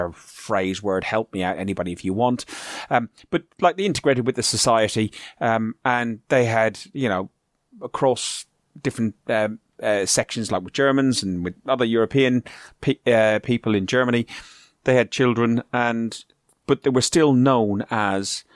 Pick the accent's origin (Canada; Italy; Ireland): Ireland; moved away; I'm Irish, you know, I'm a foreigner living in a foreign country